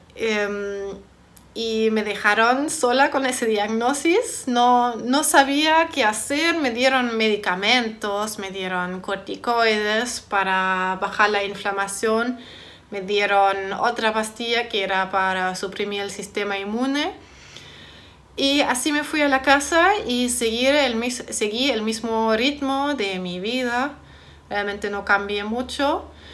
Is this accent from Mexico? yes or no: no; Germany; moved away; soy de Alemania